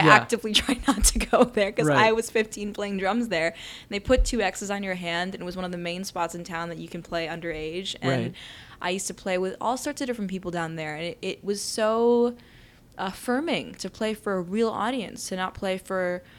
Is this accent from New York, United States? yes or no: yes; New York, United States; also born or lived in Bombay, India; I grew up right here in Manhattan, in Murray Hill on 38th and Lexington.